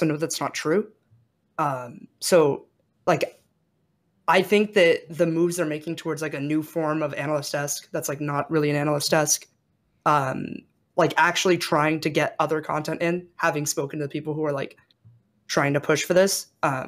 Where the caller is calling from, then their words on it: Santa Monica, California, United States; LA, Santa Monica.